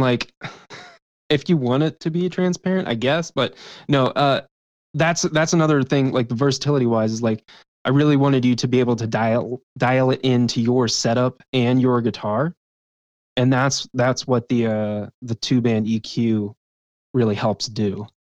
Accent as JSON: {"language": "English", "region": "West Virginia", "country": "United States", "tie": "born or raised there", "moved": "yes", "said": "back home in West Virginia"}